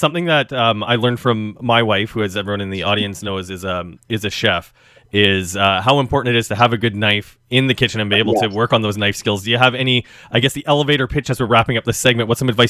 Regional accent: Regina, Saskatchewan, Canada; moved away as an adult; now in Toronto, Canada; I grew up in Regina

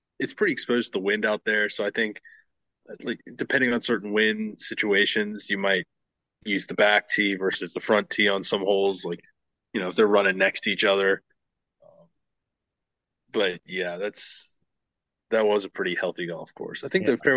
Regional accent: Charleston, South Carolina, United States; I grew up in Charleston

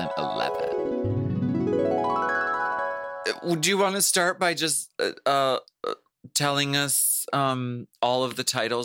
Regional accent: Erie, Pennsylvania, United States; Girl, I'm from Erie.

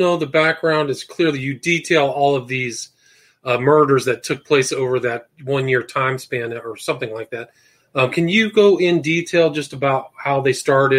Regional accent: Palo Alto, California, United States; I grew up in Palo Alto. So the Arliss Perry murder was very close.

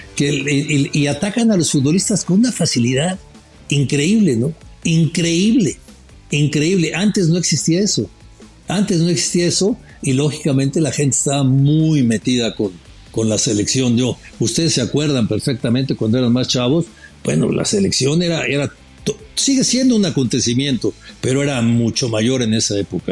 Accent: Mexico; me preguntó que de dónde era. Le dije, de México

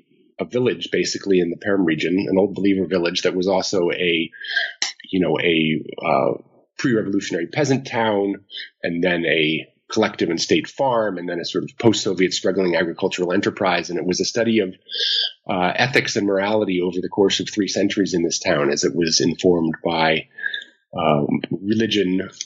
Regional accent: New Jersey, United States; So I grew up in New Jersey in the United States and grew up really in the sort of end of the Cold War period in the late 80s. I was in high school and that was really my start into Russian language

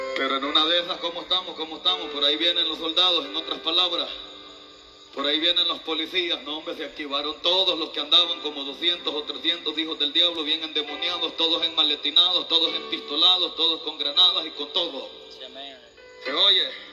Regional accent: El Salvador; como buen salvadoreño

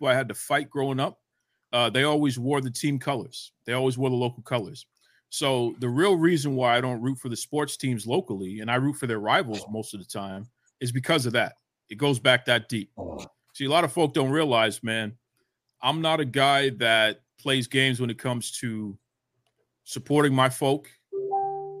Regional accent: Boston, Massachusetts, United States; I'm from Boston

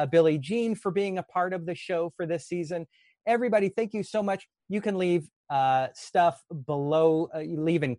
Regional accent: Los Angeles, California, United States; my hometown

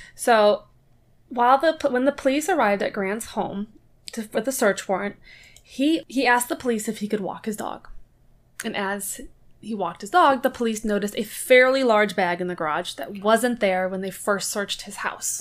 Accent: Midwest, United States; I'm from the Midwest

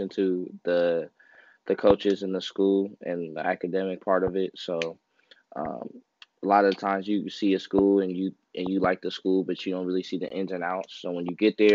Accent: California, United States; I'm from Cali

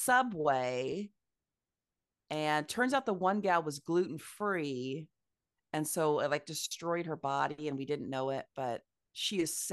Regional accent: Midwest, United States; As a Midwesterner, it was very fun to perform on the coast

